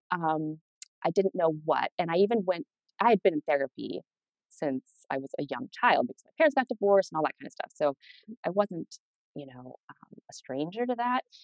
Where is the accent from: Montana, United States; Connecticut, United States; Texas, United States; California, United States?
Montana, United States; Helena; moved away; I grew up in Montana, Helena, small town